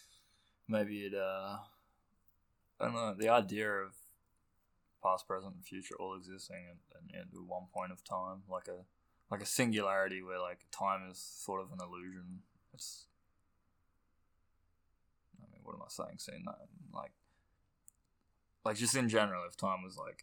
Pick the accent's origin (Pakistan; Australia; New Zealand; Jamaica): Australia; accent: Australian; I'm Australian. Our accents are pretty strong, I think